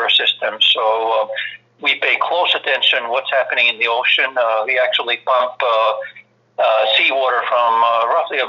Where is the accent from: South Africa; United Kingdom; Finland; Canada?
Finland; accent: heavy accent; moved away as an adult; now in Maui, United States; I'm originally from Finland, as you can probably tell from my heavy accent. I came to the United States in early 80s after my military service.